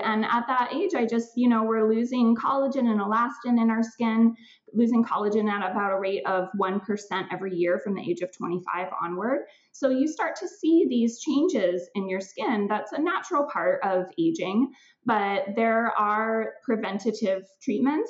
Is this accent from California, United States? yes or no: yes; California, United States; now in Vancouver, Canada; I grew up in California.